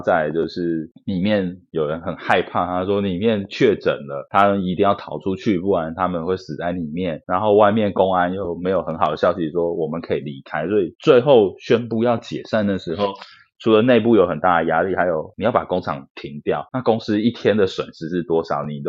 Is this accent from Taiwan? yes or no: yes; Taiwan; moved away as an adult; now in Vietnam; 因为你说我们台湾人在海外